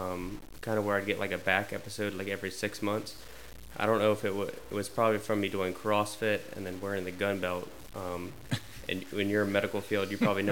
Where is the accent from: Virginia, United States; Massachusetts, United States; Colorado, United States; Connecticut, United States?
Virginia, United States; Winchester; also born or lived in Charles Town, West Virginia; So I moved to Winchester when I was two from Charlestown, West Virginia.